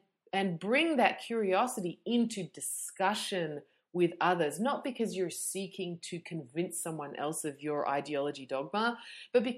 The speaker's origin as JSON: {"language": "English", "town": "Melbourne", "region": "Victoria", "country": "Australia", "said": "I'm from Melbourne"}